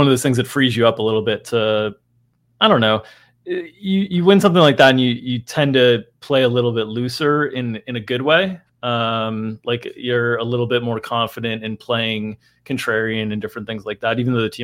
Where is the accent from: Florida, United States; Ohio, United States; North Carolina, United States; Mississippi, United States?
Florida, United States; South; I grew up in South Florida